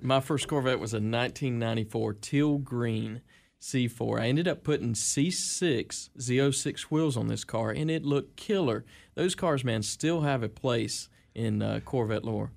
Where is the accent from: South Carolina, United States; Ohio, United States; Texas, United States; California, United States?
South Carolina, United States; Seneca; That's what I call Seneca. That's my hometown, man